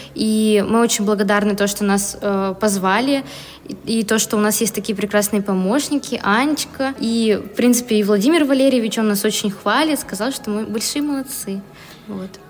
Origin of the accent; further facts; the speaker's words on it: Tyumen, Tyumen Oblast, Russia; я из Тюмени, учусь в Тюменском государственном университете